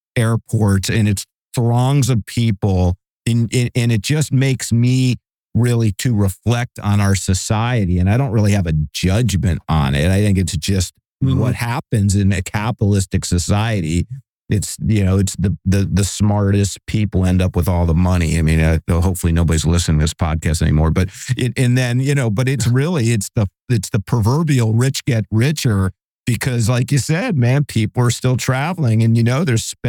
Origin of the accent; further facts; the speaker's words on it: Cleveland, Ohio, United States; now in Bay Area, United States; I'm in the Bay Area. The land of fruits and nuts, and but I'm originally from Cleveland